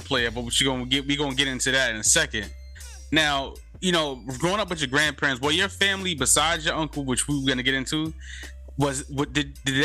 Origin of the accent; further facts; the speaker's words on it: New York City, New York, United States; also born or lived in Bronx, New York; I was born in the Bronx, but I was raised in Harlem. So I'm more Harlem